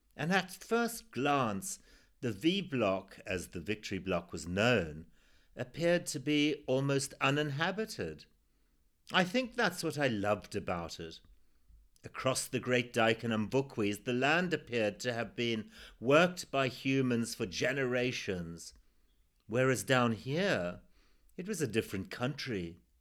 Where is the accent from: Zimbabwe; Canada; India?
Zimbabwe; my life growing up in Zimbabwe, or formerly Rhodesia, in the nineteen sixties and seventies